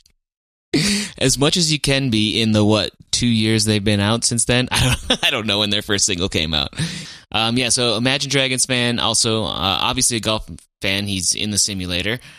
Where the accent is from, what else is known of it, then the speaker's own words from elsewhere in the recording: Fargo, North Dakota, United States; they lived on Seventh Street, which is where I lived when I grew up in Fargo.